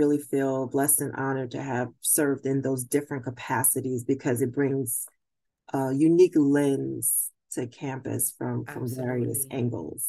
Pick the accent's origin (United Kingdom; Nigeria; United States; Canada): United States; Brooklyn, New York; moved away as an adult; also born or lived in Albany, New York / Springfield, Massachusetts; I was born and raised in Brooklyn, New York